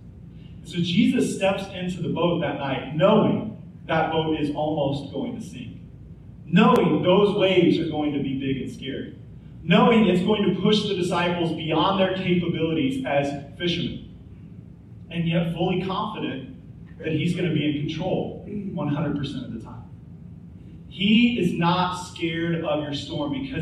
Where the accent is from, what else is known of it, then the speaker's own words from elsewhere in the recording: Topeka, Kansas, United States; moved away as an adult; now in Oklahoma, United States; Angie and I, we grew up in Topeka, Kansas, and Tornado Alley, just like Tulsa